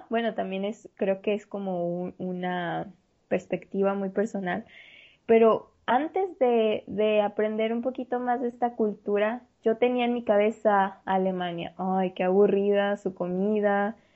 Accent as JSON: {"language": "Spanish", "country": "Mexico", "said": "nosotros, como mexicanos, nuestros antepasados tenían la costumbre de lavarse"}